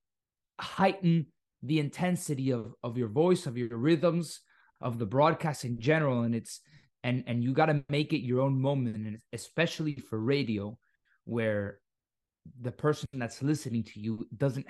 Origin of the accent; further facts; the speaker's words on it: Miami, Florida, United States; accent: Miami; tengo un acento muy de Miami. Porque yo crecí en Miami